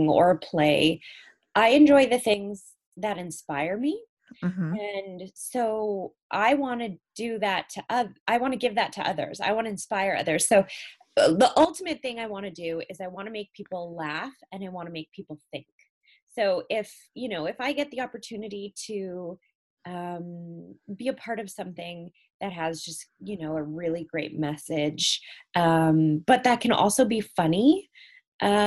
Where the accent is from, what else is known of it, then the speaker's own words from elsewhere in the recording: Cranbrook, British Columbia, Canada; also born or lived in South Africa; I grew up in a really small town in Canada called Cranbrook